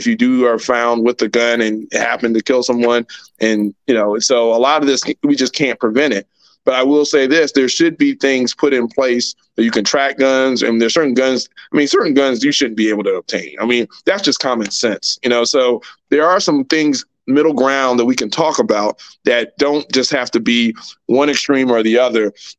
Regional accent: United States; But as an American, I should be able to have both.

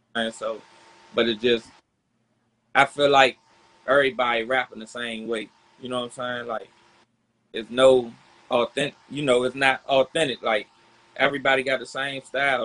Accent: Washington, District of Columbia, United States; from Southeast DC.

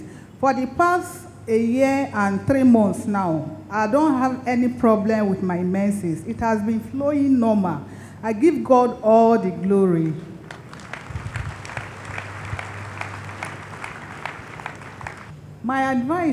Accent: Lagos, Nigeria; now in Abuja, Nigeria; I was born in Lagos. I grew up in Lagos.

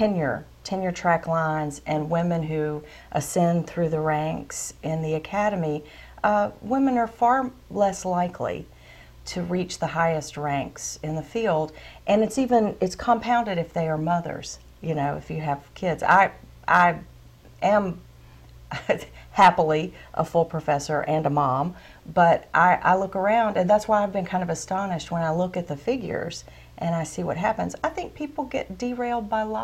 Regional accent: the South, United States; growing up in the South

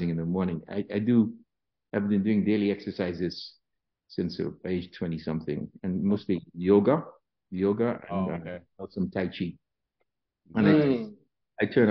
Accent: Antigua & Barbuda; moved away; When I was growing up in Antigua, I was taught classical piano

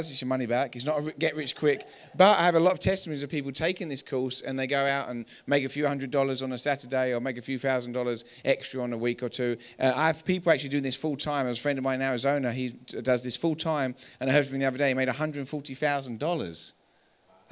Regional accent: England, United Kingdom; moved away as an adult; now in Colorado, United States

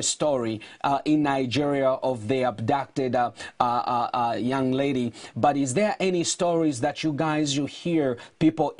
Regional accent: Zambia; moved away; I was born in Zambia

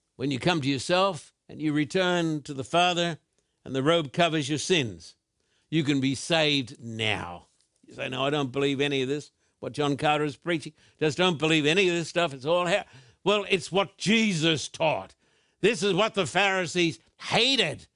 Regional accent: Brisbane, Queensland, Australia; when I was a boy growing up in Brisbane

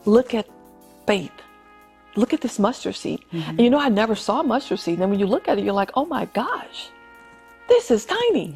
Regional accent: Louisiana, United States; my home state of Louisiana

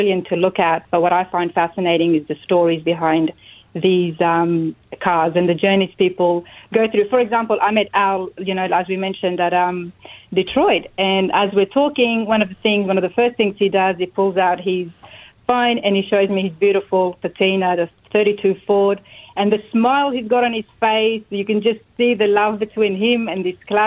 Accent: Sydney, New South Wales, Australia; moved away as an adult; now in United States; Trains and buses everywhere, especially where I grew up in Sydney

